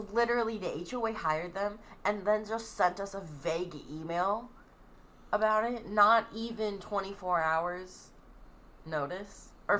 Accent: California, United States; I grew up in California.

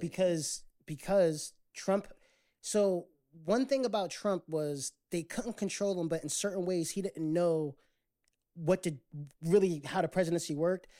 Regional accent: United States

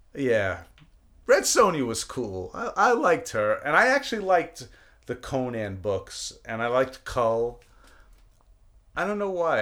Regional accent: New York City, New York, United States; moved away; also born or lived in East Windsor, New Jersey; I grew up in Brooklyn

